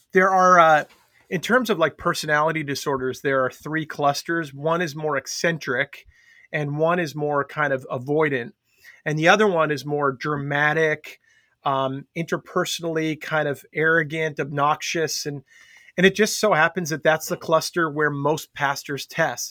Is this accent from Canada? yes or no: no; Long Island, New York, United States; growing up on Long Island